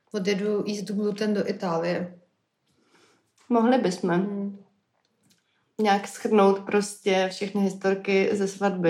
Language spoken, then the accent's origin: Czech; Prague, Czechia; já jako Pražák